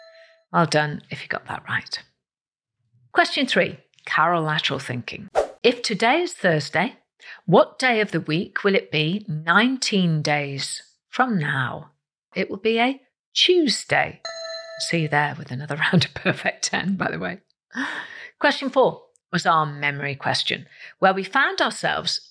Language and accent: English; Wales, United Kingdom; I am Welsh.